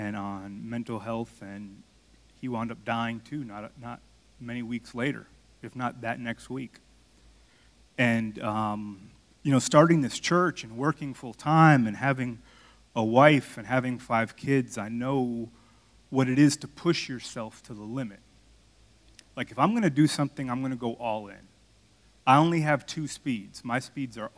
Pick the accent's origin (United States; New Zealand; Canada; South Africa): United States; Miami, Florida; moved away; I'm from Miami